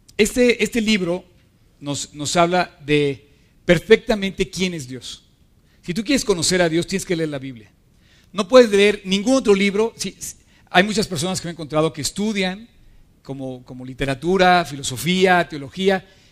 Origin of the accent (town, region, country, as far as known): Mexico